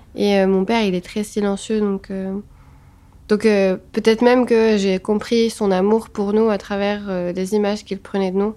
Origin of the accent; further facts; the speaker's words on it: Tunis, Tunis Governorate, Tunisia; moved away as an adult; now in Paris, France; moi j'ai grandi à Tunis. Je suis née à Tunis et j'ai grandi à Tunis